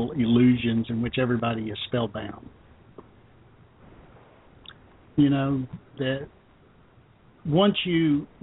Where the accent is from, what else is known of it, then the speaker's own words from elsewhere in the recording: Arkansas, United States; also born or lived in Memphis, Tennessee; Yeah, I was born in Memphis, but I grew up in Arkansas most of my life.